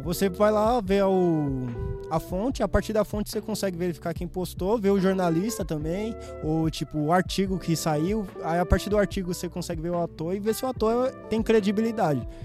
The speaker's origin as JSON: {"language": "Portuguese", "town": "Guarulhos", "region": "São Paulo", "country": "Brazil", "tie": "born or raised there", "said": "Nasci em Guarulhos"}